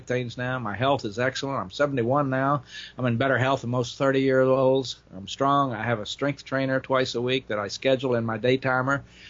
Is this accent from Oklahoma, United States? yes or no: yes; Oklahoma, United States; moved away; also born or lived in Florida; I grew up in Oklahoma in the 40s and 50s